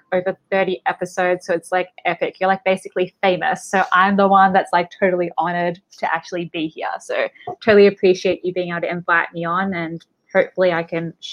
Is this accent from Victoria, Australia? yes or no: yes; Melbourne, Victoria, Australia; moved away; I'm from Melbourne, Australia, originally.